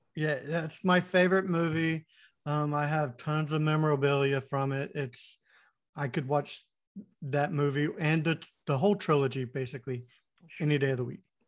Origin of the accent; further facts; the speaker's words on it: Winter Haven, Florida, United States; I grew up in Florida, and the town I was in, uh, Winter Haven, Florida